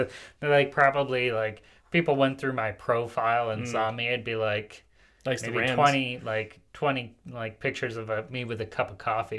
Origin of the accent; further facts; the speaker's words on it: Paraguay; now in United States; I grew up in Paraguay.